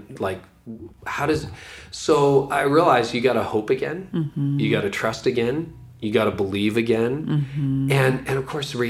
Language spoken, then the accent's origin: English; Ontario, Canada; a really good law firm in my hometown, a small town in Ontario